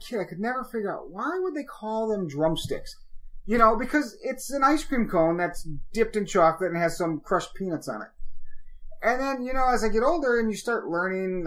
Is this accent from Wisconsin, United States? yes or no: yes; Wisconsin, United States; I grew up in Wisconsin